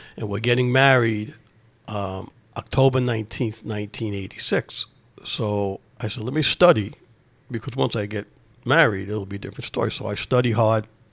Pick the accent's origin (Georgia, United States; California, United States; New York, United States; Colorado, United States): New York, United States; New York City; I grew up in Ozone Park, Queens, New York